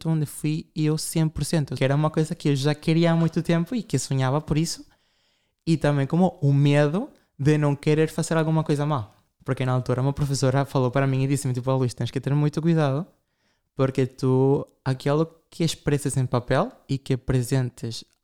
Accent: Ukraine; Nós comemos comida, nem sei dizer, sou da Ucrânia, sim, nós celebramos a Páscoa ortodoxa, são pratos russos.

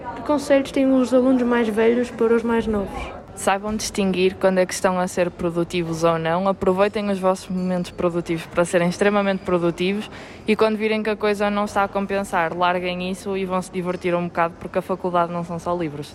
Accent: Granada, Andalusia, Spain; Portuguese is a second language; moved away as an adult; now in Porto, Portugal; sou de Granada, que está ao sul da Espanha

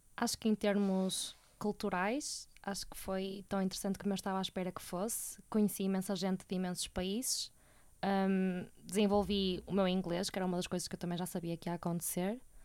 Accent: Porto, Norte, Portugal; sou do Porto e moro cá com os meus pais

